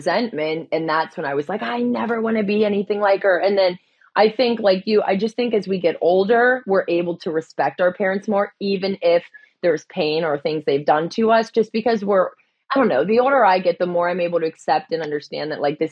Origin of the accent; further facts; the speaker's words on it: Pittsburgh, Pennsylvania, United States; also born or lived in California; So I ran home to Pittsburgh